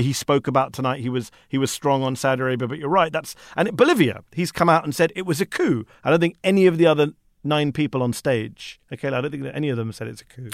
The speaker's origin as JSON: {"language": "English", "country": "United Kingdom", "said": "as a Brit"}